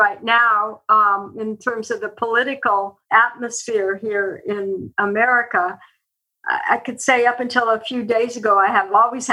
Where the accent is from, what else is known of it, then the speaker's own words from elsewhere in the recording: eastern Oregon, United States; now in Columbus, United States; I grew up on a cattle ranch in eastern Oregon